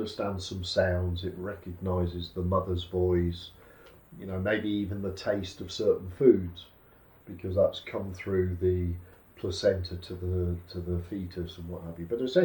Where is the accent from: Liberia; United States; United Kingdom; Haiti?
United Kingdom; being a Brit, a British person